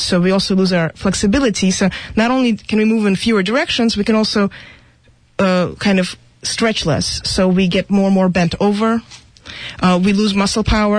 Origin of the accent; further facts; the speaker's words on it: Russia; moved away; I was going to be a ballerina because I grew up in Russia